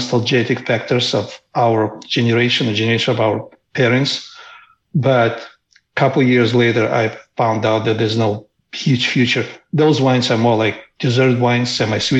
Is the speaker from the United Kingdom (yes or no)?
no; Moldova; moved away; I come from a very small country that used to be part of Soviet Union called Moldova